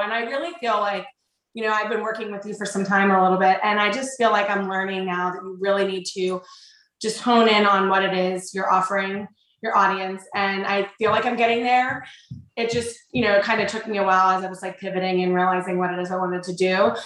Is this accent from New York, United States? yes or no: no; Connellsville, Pennsylvania, United States; also born or lived in Canonsburg, Pennsylvania; Both Mike and I grew up in um, a little town called Connellsville, Pennsylvania, which is just like an hour southeast of Pittsburgh.